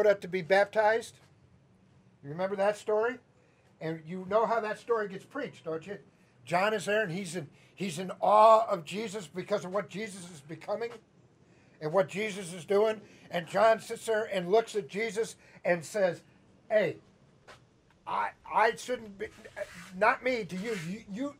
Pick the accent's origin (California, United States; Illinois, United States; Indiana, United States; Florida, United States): Illinois, United States; Chicago; accent: Midwestern; now in Atlanta, United States; I would tell them Chicago